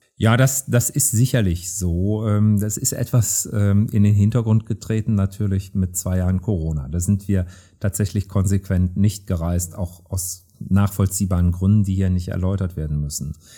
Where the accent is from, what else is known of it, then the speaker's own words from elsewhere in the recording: Rhineland, Germany; als Rheinländer bin ich Optimist